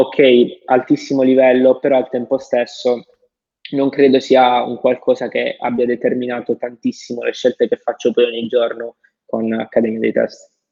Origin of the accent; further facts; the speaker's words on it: the South, Southern Italy, Italy; vengo da, dal sud, vengo da lì